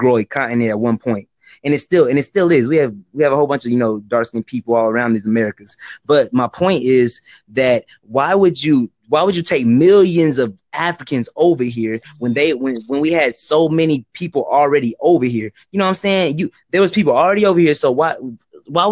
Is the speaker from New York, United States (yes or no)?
no; Houston, Texas, United States; now in Dallas, United States; I was born in Houston